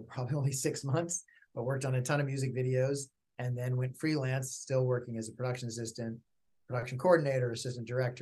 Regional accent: Berkeley, California, United States; also born or lived in upstate New York; now in Los Angeles, United States; I grew up in Berkeley, California

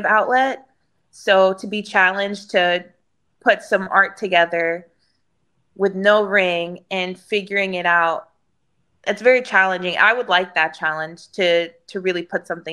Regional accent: Houston, Texas, United States; It's in downtown Houston, which is in my hometown

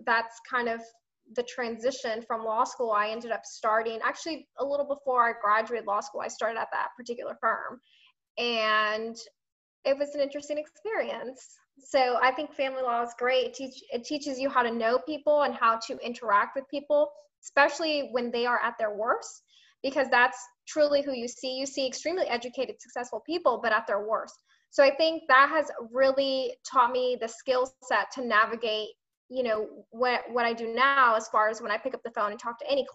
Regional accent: Tampa, Florida, United States; I was born and raised in Tampa

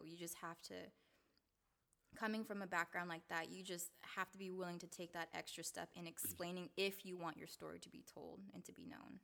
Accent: Seattle, Washington, United States; also born or lived in Salt Lake City, Utah; I was born in Salt Lake City, Utah, um, but I moved to Seattle when I was two, so I've been here all my life

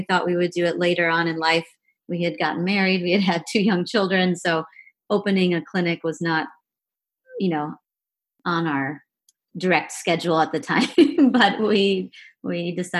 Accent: Wisconsin, United States; moved away as an adult; also born or lived in Massachusetts / Charlottesville, Virginia; now in Charlotte, United States; I'm an allergist, and I grew up in Wisconsin

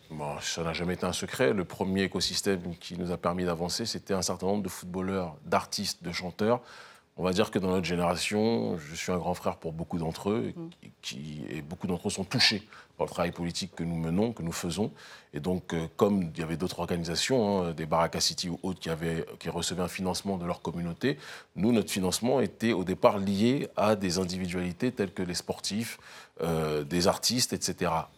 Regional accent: France; moved away as an adult; also born or lived in Africa; je suis né en France. J'ai vécu 30 ans de ma vie en France

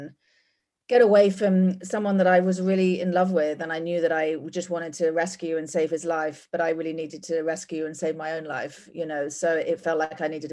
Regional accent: England, United Kingdom; moved away as an adult; also born or lived in Australia; now in Portland, United States; as you can probably tell from my accent, I'm not from here. I'm from England. Spent most of my life living in England

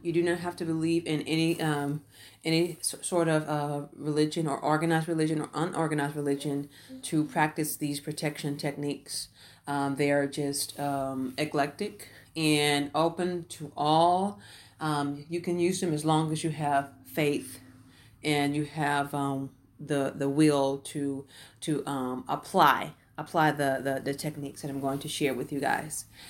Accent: Houston, Texas, United States; I grew up in the Houston, Texas, uh, area, uh, in the Fifth Ward area.

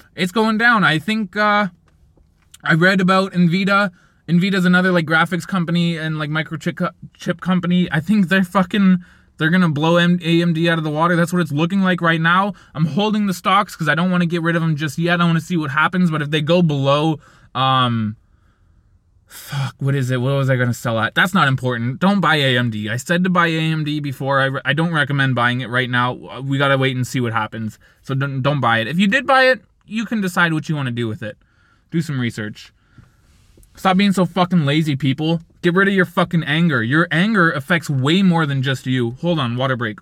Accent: Canada; I'm Canadian

